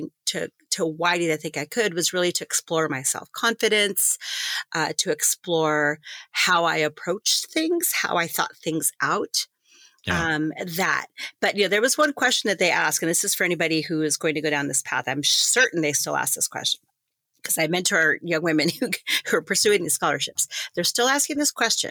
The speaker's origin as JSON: {"language": "English", "town": "Greeley", "region": "Colorado", "country": "United States", "tie": "born or raised there", "also_born_or_lived": "El Paso, Texas / Tucson, Arizona", "said": "So I actually grew up in northern Colorado, the Greeley-Evans area."}